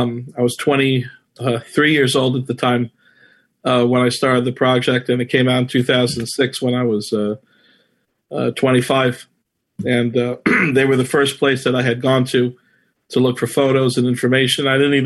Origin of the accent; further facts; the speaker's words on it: New York City, New York, United States; I grew up here in Flushing, more specifically in Whitestone. I've been here for over 35 years, proud resident. Went to school here, went to public school here